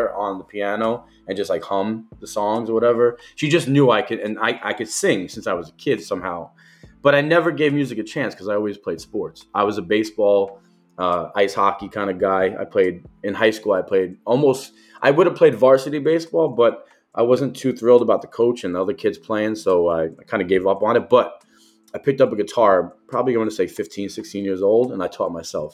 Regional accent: Jersey City, New Jersey, United States; growing up in downtown Jersey City, it's very similar to Brooklyn

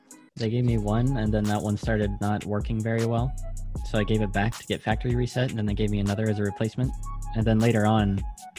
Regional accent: United States; I'm American.

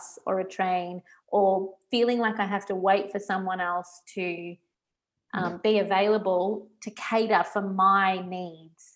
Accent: Geelong, Victoria, Australia; moved away as an adult; also born or lived in Singapore / Melbourne, Australia; now in Italy; I grew up in Geelong, big streets, easy parking, moved to Singapore

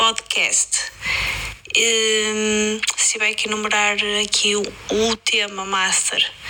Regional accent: Braga, Norte, Portugal; moved away as an adult; now in Luanda, Angola; Sou de Braga, mas atualmente a viver em Luanda.

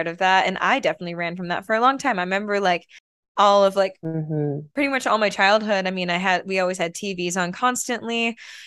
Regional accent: Michigan, United States; growing up in Michigan, the Midwest

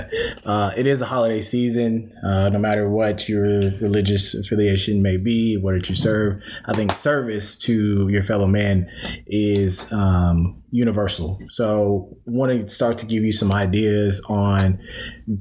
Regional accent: South Carolina, United States; I'm from South Carolina

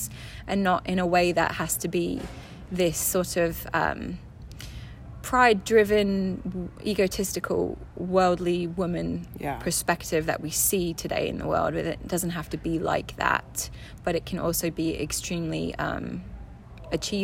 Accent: England, United Kingdom; also born or lived in California; I was born in California, moved back to England when I was 2 with my sister. She was 4 and my mom, and had a kind of bi-continental relationship with my dad, where I would see him for 2 months every summer and then every other Christmas. And grew up for the most part with my mum

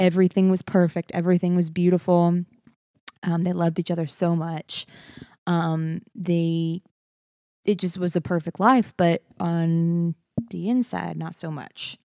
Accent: Beaumont, Texas, United States; moved away; Every time I go home to Beaumont, I feel like my accent comes out a little bit more.

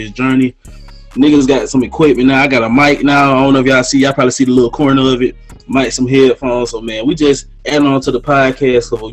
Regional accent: Greenwood, United States; growing up in Greenwood

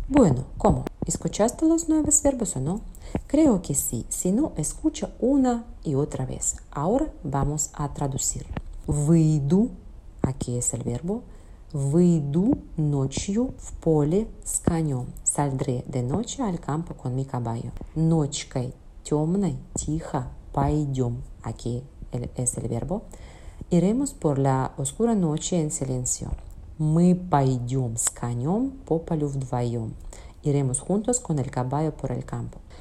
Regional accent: Russia; Spanish is a second language; como persona rusa

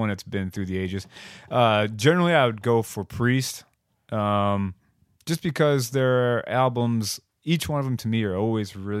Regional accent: Cleveland, Ohio, United States; also born or lived in Reminderville; my hometown

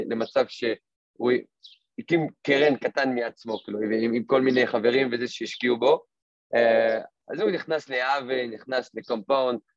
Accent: France; now in Israel; אני לא נולדתי פה, אני במקור מצרפת. אה, עברתי לפה לפני שבע שנים

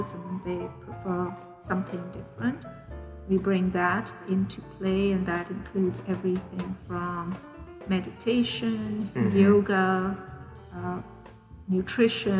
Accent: Pakistan; now in Houston, United States; born and raised in Pakistan, now living in Houston, Texas

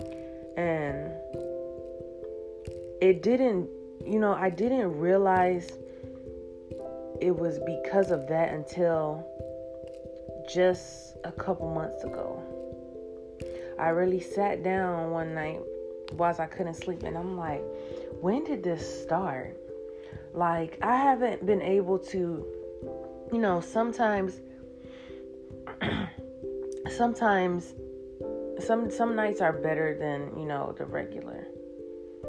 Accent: United States; also born or lived in Ghana; I was born and raised here

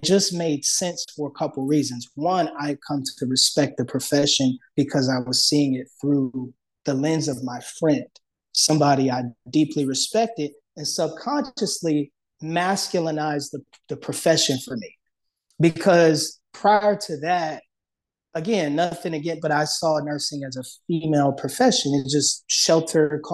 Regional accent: Detroit, Michigan, United States; I grew up in Detroit, Michigan, inner city, majority Black city

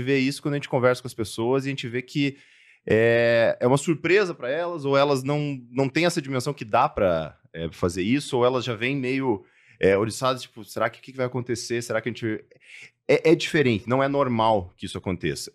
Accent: Cascavel, Paraná, Brazil; moved away; also born or lived in Curitiba; eu sou natural do interior do Paraná, de Cascavel. É, saí de casa muito cedo, fui para Curitiba, fui para fora, morei em alguns lugares aí do mundo.

